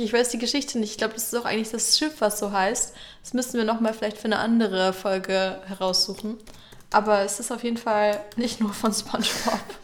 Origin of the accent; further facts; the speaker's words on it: Northern Germany, Germany; bei uns im Norden kennt man natürlich die Klabautermänner.